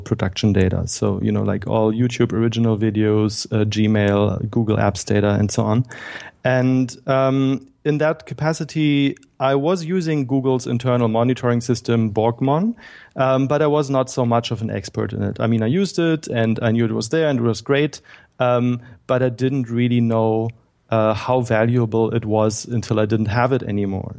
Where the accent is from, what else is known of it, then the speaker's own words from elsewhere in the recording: Berlin, Germany; I'm from Germany. I grew up in Berlin and was born here.